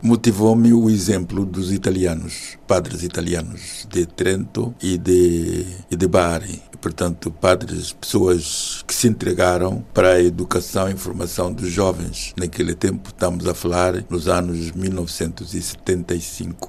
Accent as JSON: {"language": "Portuguese", "town": "Maganja da Costa", "region": "Zambezia", "country": "Mozambique", "tie": "born or raised there", "moved": "as an adult", "lives_now": "Portugal", "said": "Sou da província da Zambésia, aquela que quem referenciava Vasco da Gama, que pisou conheceu a terra dos bons sinais e eu, eu nasci na Maganja da Costa, é assim que é, é a 5 km do mar e, portanto, habituado a, a, ver o mar, habituado à natureza e cresci assim"}